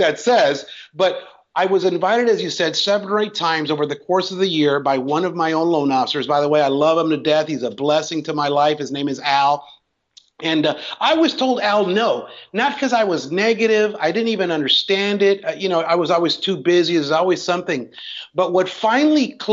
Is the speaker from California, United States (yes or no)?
yes; Los Angeles, California, United States; I was born and raised in Los Angeles.